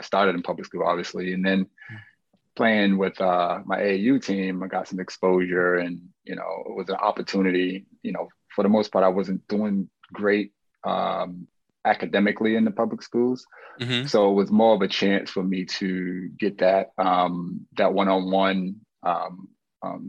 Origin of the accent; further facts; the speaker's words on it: Boston, Massachusetts, United States; I grew up in Mission Hill